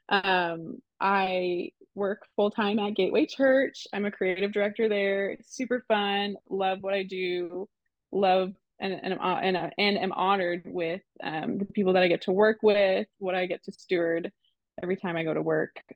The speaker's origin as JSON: {"language": "English", "country": "Canada", "accent": "Canadian", "moved": "yes", "said": "Oh, and also I'm from Canada, so if I say any weird words"}